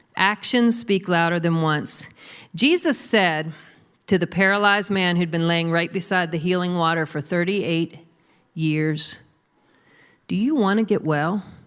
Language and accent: English; United States; we're American Christians. I'm an American Christian